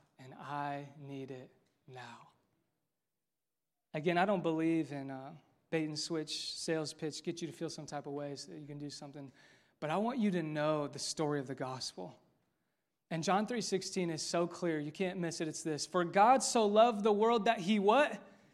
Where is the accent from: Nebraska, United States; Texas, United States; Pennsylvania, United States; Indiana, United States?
Indiana, United States; Westfield; This is my hometown. I'm from Westfield, born and raised